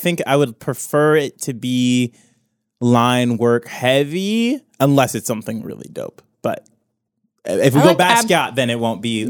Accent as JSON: {"language": "English", "region": "Midwest", "country": "United States", "said": "we are from the Midwest."}